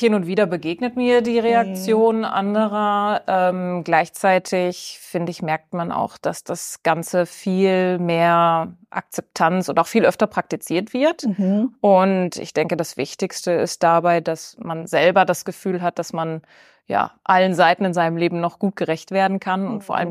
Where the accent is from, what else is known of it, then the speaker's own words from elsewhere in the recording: Bielefeld, North Rhine-Westphalia, Germany; also born or lived in Austria; als gebürtige Bielefelderin